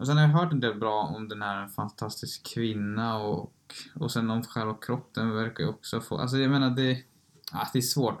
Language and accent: Swedish; Sweden; vi är från Sverige